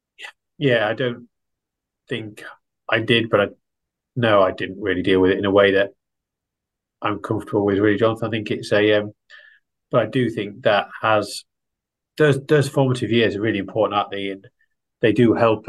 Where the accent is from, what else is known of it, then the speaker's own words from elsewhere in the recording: Yorkshire and the Humber, United Kingdom; moved away as an adult; also born or lived in Bangor, North Wales; I grew up in East Yorkshire, or Humberside as it was then known, just in the shadow of the Humber